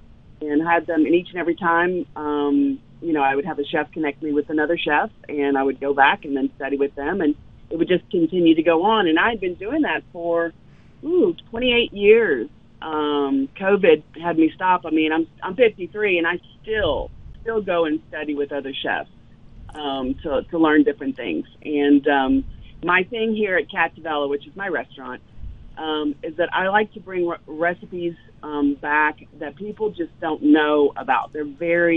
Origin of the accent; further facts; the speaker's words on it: Louisiana, United States; I grew up in the South. I grew up in Louisiana